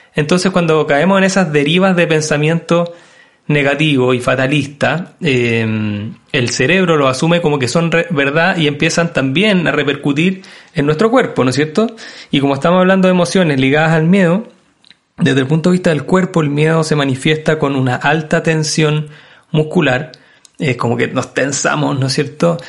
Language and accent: Spanish; Chile; nosotros como, país hemos enfrentado como chilenos